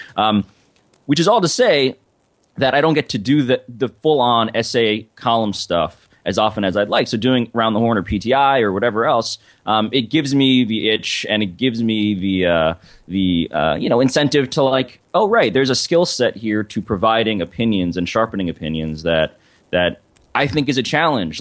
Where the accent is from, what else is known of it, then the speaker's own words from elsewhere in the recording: New York, United States; I'm from New York